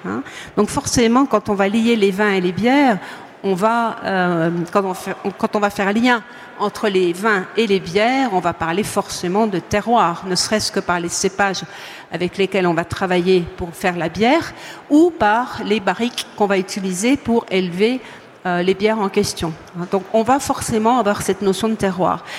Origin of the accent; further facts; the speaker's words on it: Montbéliard, Bourgogne-Franche-Comté, France; je suis née euh, à Montbéliard, donc je suis franc-comtoise.